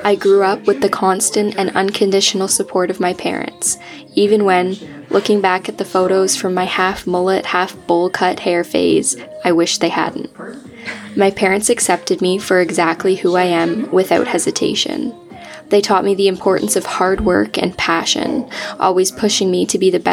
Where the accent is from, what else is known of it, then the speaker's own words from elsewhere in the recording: Georgetown, Ontario, Canada; moved away as an adult; now in Ottawa, Canada; I grew up in Georgetown, a small city just west of the GTA